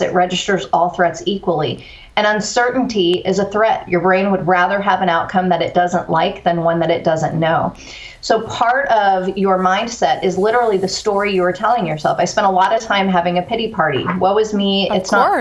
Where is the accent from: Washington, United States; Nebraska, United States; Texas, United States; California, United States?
Texas, United States; Corpus Christi; also born or lived in East Coast; moved to Corpus Christi, Texas in the fourth grade, uh, graduated high school